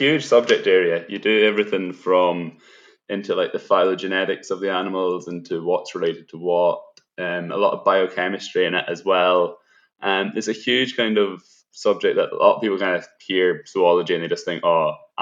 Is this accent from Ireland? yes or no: yes; Galway, Connacht, Ireland; moved away as an adult; I was from Galway.